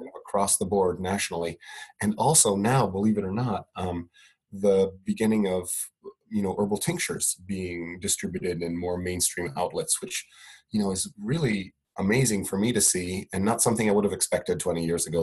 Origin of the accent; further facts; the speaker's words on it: Italy; I grew up in Italy